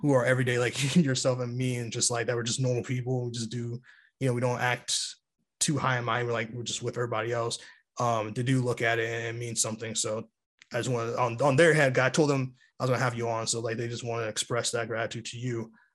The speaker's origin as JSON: {"language": "English", "town": "New York City", "region": "New York", "country": "United States", "tie": "born or raised there", "said": "my hometown"}